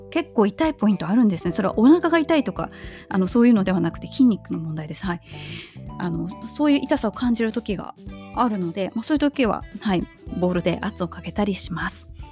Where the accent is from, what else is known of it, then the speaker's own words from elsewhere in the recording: Japan; 地震の多い国で生まれ育った私